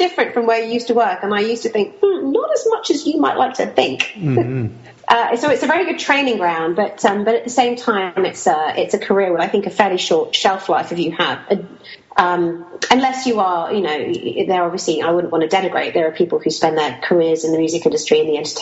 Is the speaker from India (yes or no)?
no; Kuwait; I grew up in Kuwait during the time of the Iran-Iraq war